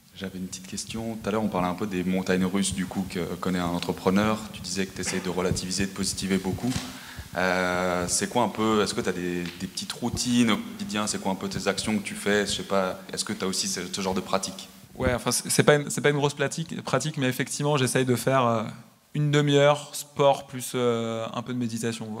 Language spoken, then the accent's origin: French; France; moved away as an adult; also born or lived in United States; je viens de France. mon réseau à l'origine, il est en France